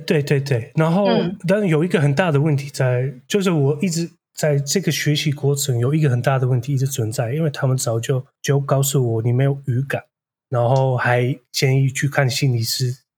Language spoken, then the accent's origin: Chinese; Netherlands; first language Dutch; Chinese is a second language; moved away as an adult; now in Taiwan; 我是来自荷兰，我是印度裔的，我背景有点复杂，然后我是大概第四代印度裔的第一代在荷兰出生的那，那种。然后，所以我母语是荷兰语